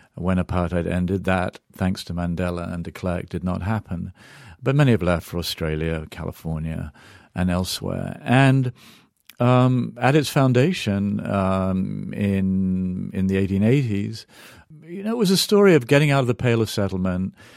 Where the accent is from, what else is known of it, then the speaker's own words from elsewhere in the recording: England, United Kingdom; now in United States; I grew up in England, now I'm an American